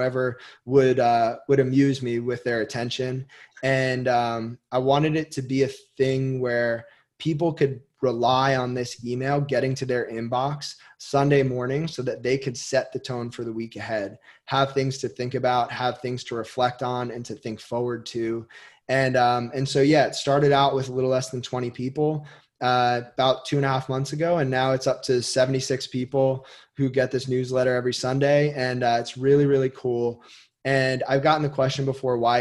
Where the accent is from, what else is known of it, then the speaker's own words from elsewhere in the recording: Westfield, New Jersey, United States; I grew up with him in Westfield, New Jersey.